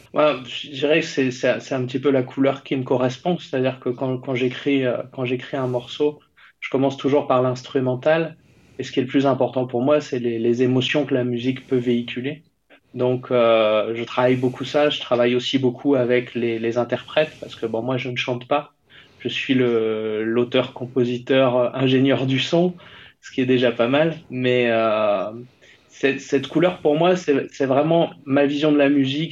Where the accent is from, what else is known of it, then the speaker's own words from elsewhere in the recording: France; je suis français